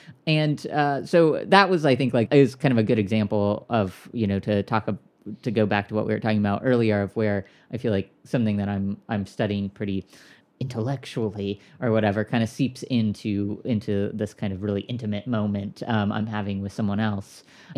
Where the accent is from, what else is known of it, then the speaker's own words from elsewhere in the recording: West Coast, United States; So I, yeah, I grew up on the West Coast